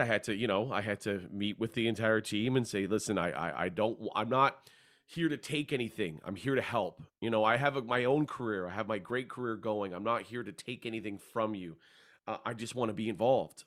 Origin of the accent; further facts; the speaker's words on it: Hamilton, Ontario, Canada; moved away as an adult; also born or lived in Vancouver / Toronto; I grew up in Hamilton